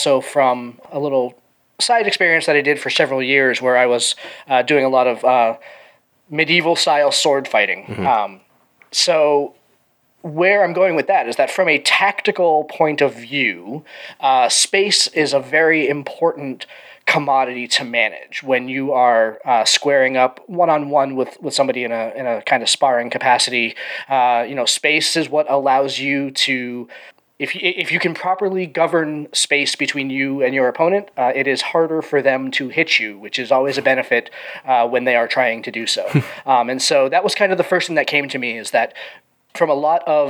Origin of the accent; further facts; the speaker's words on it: Boston, Massachusetts, United States; I was born in Boston. I live a little bit further north from that now